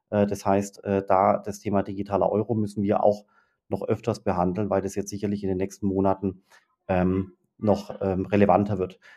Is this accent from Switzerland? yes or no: no; Baden-Württemberg, Germany; Na gut, dann habe ich eine andere. Als als Schwabe, wo die ganzen Unternehmen, äh, sitzen